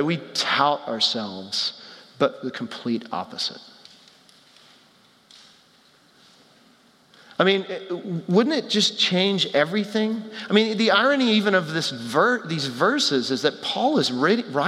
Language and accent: English; Texas, United States; I grew up in Texas